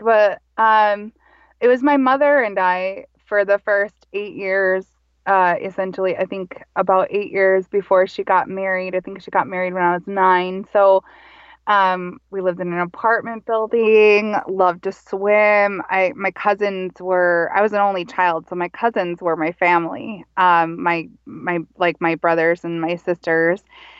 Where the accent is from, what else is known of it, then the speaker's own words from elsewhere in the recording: Minnesota, United States; also born or lived in Montana / Colorado / Texas; Well, I am Minnesota born and raised, and I'm from a loving family, and I grew up in Minnesota, though I wasn't fully raised here in Minnesota. And I traveled a lot with my mother and my stepfather in, so I grew up also in Montana and Colorado and Texas.